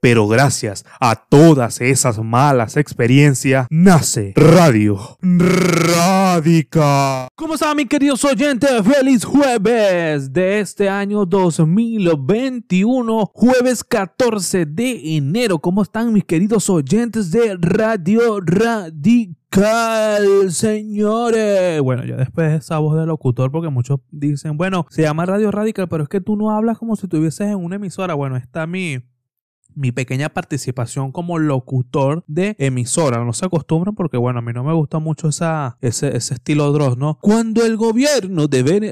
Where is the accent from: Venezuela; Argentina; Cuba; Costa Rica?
Venezuela; yo hablo como venezolano